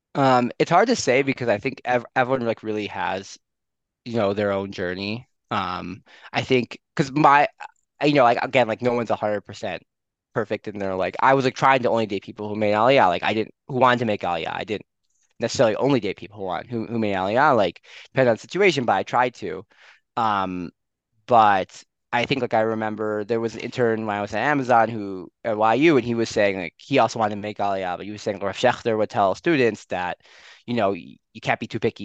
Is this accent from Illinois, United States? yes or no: yes; Skokie, Illinois, United States; moved away as an adult; also born or lived in Maryland / New York; now in Jerusalem, Israel; I'm originally from uh, Skokie, a suburb of Chicago.